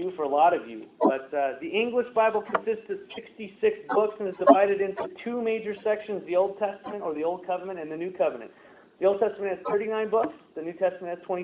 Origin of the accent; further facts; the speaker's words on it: United States; I'm an American